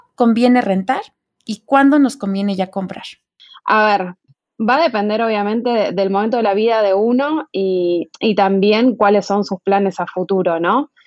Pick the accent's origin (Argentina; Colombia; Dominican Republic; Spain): Argentina; moved away as an adult; now in Mexico; yo soy argentina, como escucharán, pero llegué a vivir a México en septiembre del 2018